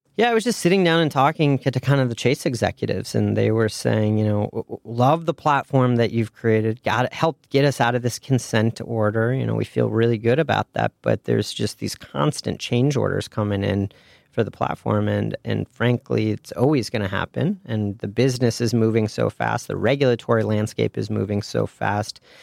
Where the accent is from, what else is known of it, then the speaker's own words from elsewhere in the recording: Ann Arbor, Michigan, United States; moved away as an adult; also born or lived in Indiana / Chicago; I was a Midwest guy. I grew up in Ann Arbor, Michigan